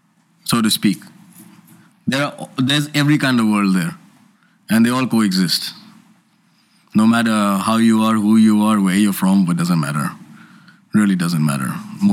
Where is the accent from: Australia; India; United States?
India; I as an Indian crew can fly to Pakistan on the GD.